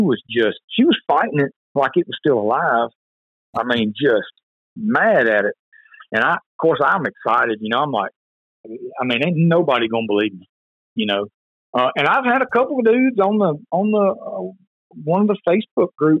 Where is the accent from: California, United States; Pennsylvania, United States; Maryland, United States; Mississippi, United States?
Mississippi, United States; Tupelo; I was actually from Tupelo, which was kind of ironic that my family lives over in Tupelo, Mississippi